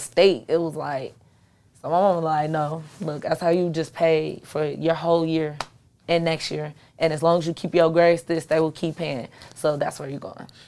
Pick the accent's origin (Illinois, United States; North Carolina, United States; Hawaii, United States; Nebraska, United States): Illinois, United States; Chicago; I'm from Chicago.